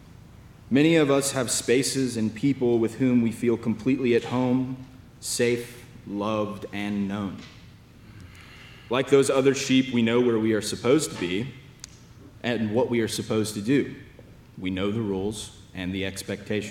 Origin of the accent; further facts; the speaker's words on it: Lexington, Kentucky, United States; moved away as an adult; now in Austin, United States; I am from the Diocese of Lexington in Lexington, Kentucky.